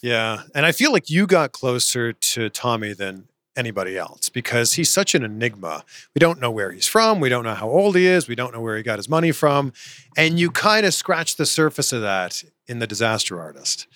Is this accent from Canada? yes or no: yes; Toronto, Ontario, Canada; Toronto, which is my hometown